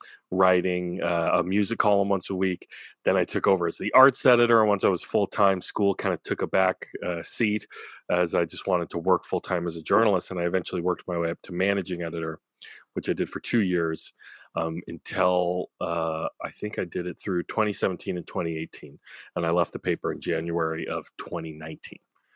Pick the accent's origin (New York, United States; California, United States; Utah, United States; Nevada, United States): California, United States; Orcutt; also born or lived in Santa Maria, California; I grew up here in Orchid, Santa Maria